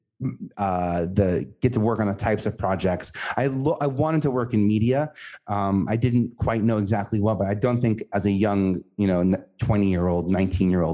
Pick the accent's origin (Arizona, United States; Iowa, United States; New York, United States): New York, United States; New York City; I know I'm from Staten Island and I know we're from New York